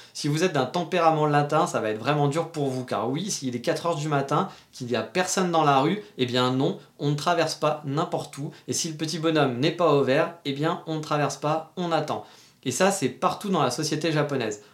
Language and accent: French; France; now in Japan; on est français